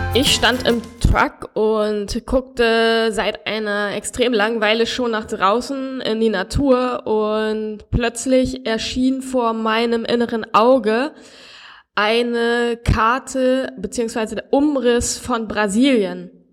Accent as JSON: {"language": "German", "country": "Germany", "moved": "as an adult", "lives_now": "Brazil", "said": "als Deutscher"}